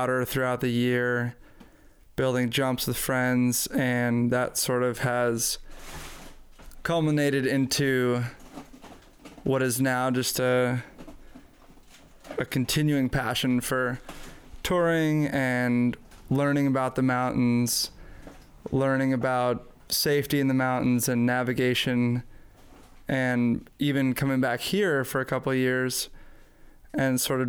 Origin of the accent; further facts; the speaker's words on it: North Shore of Boston, Massachusetts, United States; Born and raised in the North Shore of Boston area, about an hour north of the city